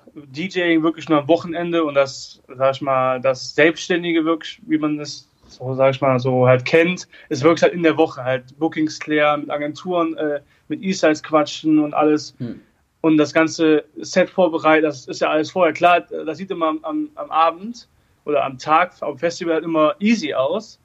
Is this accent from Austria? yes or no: no; Erkelenz, North Rhine-Westphalia, Germany; Ich komme äh, aus Erkelenz, also aus Katzem mhm. Das ist ein Dorf mit 800 äh, Einwohnern